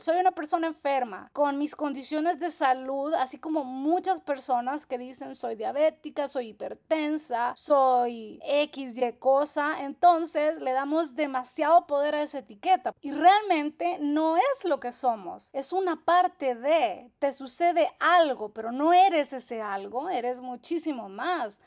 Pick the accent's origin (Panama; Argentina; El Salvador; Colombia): El Salvador; soy salvadoreña, de profesión soy chef, nutricionista y terapeuta holística